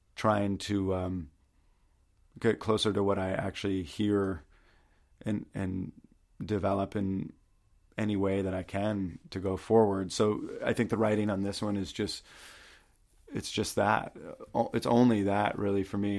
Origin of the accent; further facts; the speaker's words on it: Maine, United States; moved away; also born or lived in Baltimore, Maryland / New York; I'm from Maine